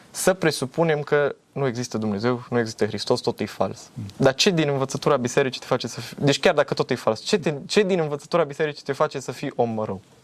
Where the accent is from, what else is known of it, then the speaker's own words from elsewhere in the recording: Romania; noi ca români